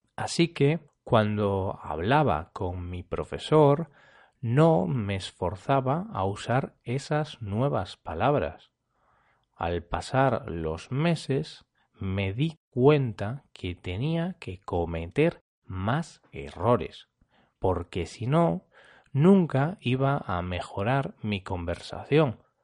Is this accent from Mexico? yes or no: no; Spain; Es habitual que los españoles nos confundamos con alguna tilde